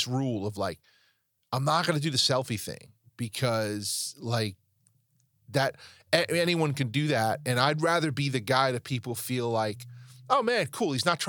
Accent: New York, United States; I'm from New York.

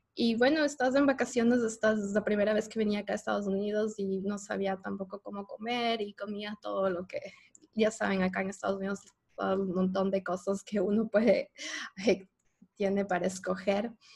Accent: Ecuador; moved away as an adult; now in United States; yo soy ecuatoriana

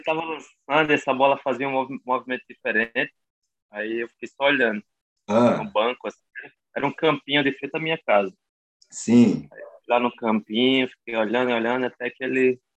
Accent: João Pessoa, Paraíba, Brazil; nome completo aí sou de João Pessoa

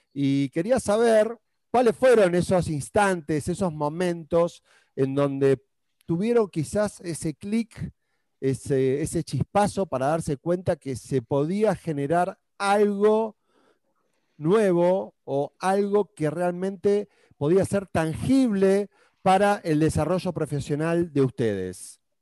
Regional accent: Argentina; moved away as an adult; now in Peru; yo siendo argentino vivo en Perú ya hace poquito más de 10 años

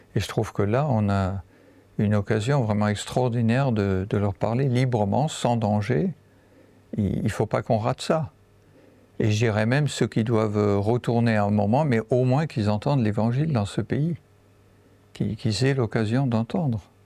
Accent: Lorraine, Grand Est, France; moved away as an adult; also born or lived in Central African Republic; je viens en fait de Lorraine. J'habite maintenant dans, dans, cette région.

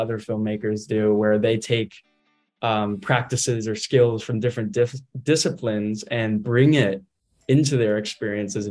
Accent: McLean, Virginia, United States; I come from Northern Virginia, just McLean, Virginia

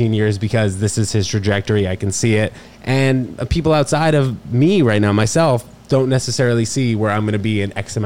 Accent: New York City, New York, United States; also born or lived in Princeton, New Jersey; we moved to 18th between 2nd and 3rd, and that's where I spent all my time until I was 18 years old

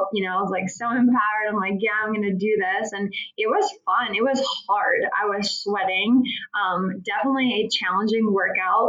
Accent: Philadelphia, Pennsylvania, United States; moved away as an adult; now in Arizona, United States; I'm originally from Philadelphia.

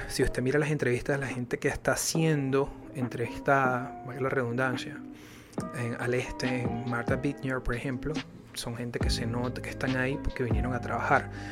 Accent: Venezuela; now in United States; como lo somos los venezolanos

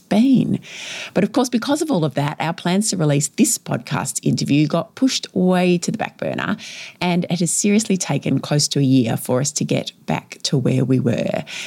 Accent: Victoria, Australia; my home state of Victoria here in Australia

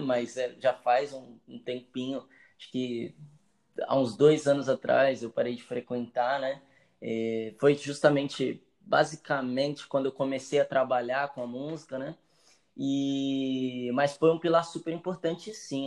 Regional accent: Santos, São Paulo, Brazil; Eu sou daqui do Marapé. Nasci aqui.

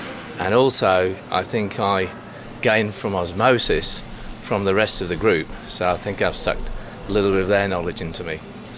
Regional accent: Gold Coast, Queensland, Australia; from the Gold Coast in Australia.

